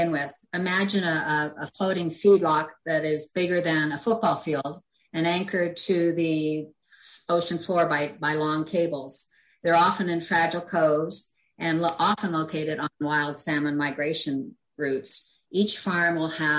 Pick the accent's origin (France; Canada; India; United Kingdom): Canada; Cape Breton, Nova Scotia; now in Nova Scotia, Canada; I was born in Cape Breton